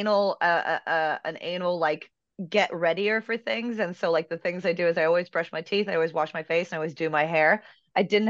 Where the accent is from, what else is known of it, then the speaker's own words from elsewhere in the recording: Washington, District of Columbia, United States; moved away; I'm originally from Washington, D.C.